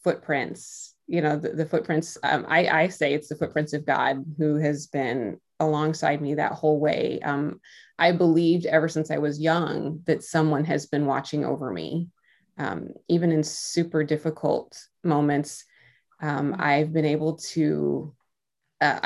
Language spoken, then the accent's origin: English; Midwest, United States; now in Iowa, United States; I grew up I'm from the Midwest. I'm in Iowa